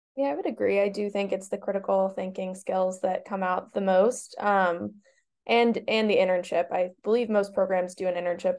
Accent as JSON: {"language": "English", "town": "Boston", "region": "Massachusetts", "country": "United States", "said": "I am from Boston and knew I wanted to stay because of family"}